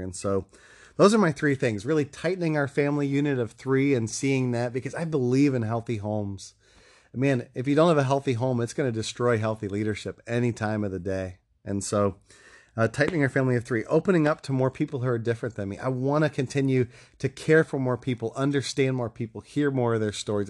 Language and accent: English; Ohio, United States; moved away; my home state of Ohio